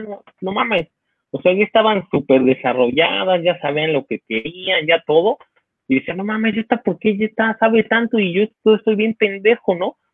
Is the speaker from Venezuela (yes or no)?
no; Mexico; somos la sociedad mexicana